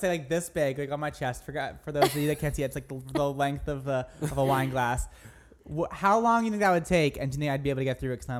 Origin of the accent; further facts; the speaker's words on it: outside of Boston, Massachusetts, United States; now in New York, United States; I grew up outside of Boston